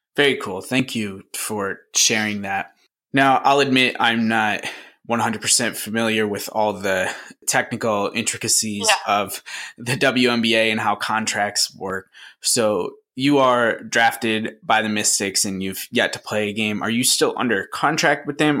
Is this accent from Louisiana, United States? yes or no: no; Syracuse, New York, United States; where I grew up in the Syracuse, New York area.